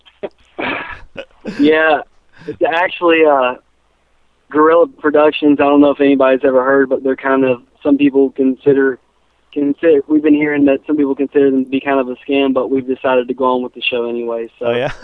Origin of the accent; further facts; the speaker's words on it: Charlotte, North Carolina, United States; We're from the Charlotte area